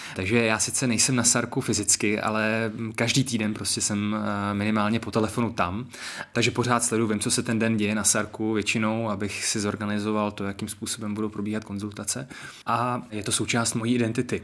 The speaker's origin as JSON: {"language": "Czech", "town": "Český Krumlov", "region": "South Bohemian Region", "country": "Czechia", "tie": "born or raised there", "said": "I to dětství pro mě v Krumlově prostě bylo naplňující"}